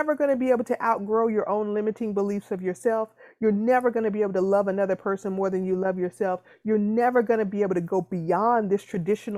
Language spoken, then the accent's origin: English; the South, United States; I'm from the South